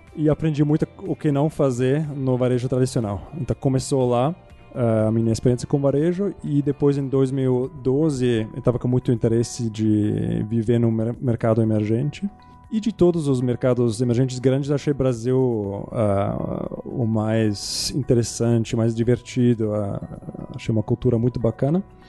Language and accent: Portuguese; Zurich, Switzerland; Portuguese is a second language; moved away as an adult; also born or lived in United States / England / New York; now in Brazil; eu sou de Zurich, Suíça. Ah, morei lá até vinte anos.